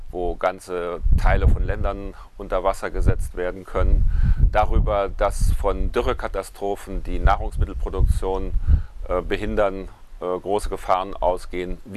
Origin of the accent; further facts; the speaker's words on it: Freiburg, Baden-Württemberg, Germany; Ich möchte heute berichten von einem Ereignis, das am 6. und 7. November in meiner Heimatstadt Freiburg stattgefunden hat.